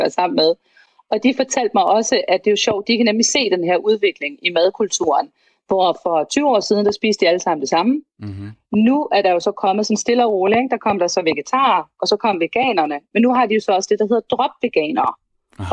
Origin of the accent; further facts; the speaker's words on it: Vejle, Southern Denmark, Denmark; jeg kommer fra Vejle